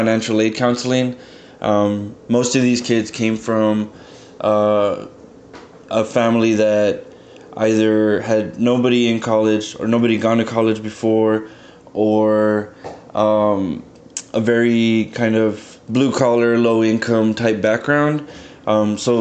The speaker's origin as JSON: {"language": "English", "town": "McAllen", "region": "Texas", "country": "United States", "also_born_or_lived": "San Marcos, Texas", "moved": "as an adult", "said": "I'm originally from McAllen, Texas, a small little town on the border of Texas and Mexico."}